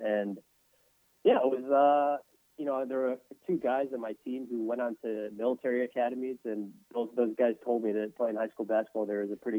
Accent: Dallas, Texas, United States; moved away as an adult; also born or lived in Columbia, Missouri / Denver, Colorado; now in New Orleans, United States; Kind of got hooked on those Mavs teams growing up in the Dallas Wars area.

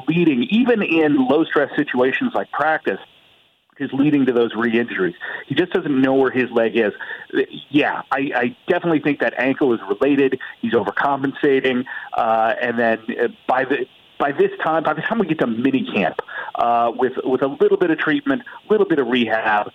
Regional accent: Indianapolis, Indiana, United States; I'm from Indianapolis

